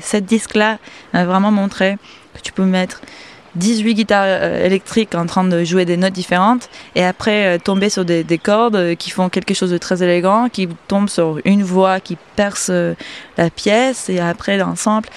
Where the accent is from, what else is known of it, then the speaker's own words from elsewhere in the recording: Miami, Florida, United States; French is a second language; also born or lived in Panama; Je suis née au Panama, c'est en Amérique centrale, entre la Colombie et Costa Rica. Et j'ai très vite euh, bougé, enfant, à Miami